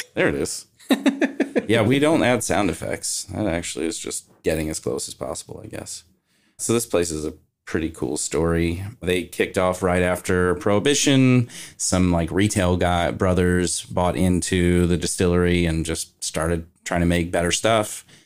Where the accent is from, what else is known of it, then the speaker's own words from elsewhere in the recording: Kentucky, United States; moved away; I'm actually from Kentucky